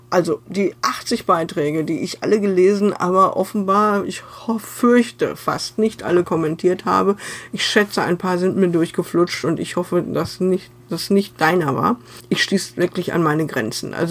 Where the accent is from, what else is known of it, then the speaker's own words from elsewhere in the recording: North Rhine-Westphalia, Germany; Ich selber bin Westfälin und nicht wirklich Freundin des närrischen Treibens